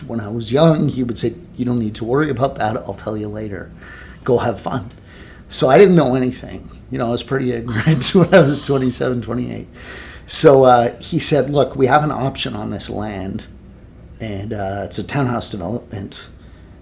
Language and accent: English; Toronto, Ontario, Canada; moved away as an adult; also born or lived in Cayman Islands; So I'm Canadian. I was born and raised in Toronto